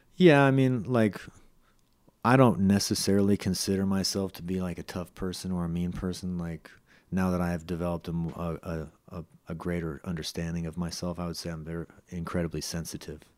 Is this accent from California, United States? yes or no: yes; Los Gatos, California, United States; also born or lived in San Jose, California; I grew up partially in Los Gatos, partially in San Jose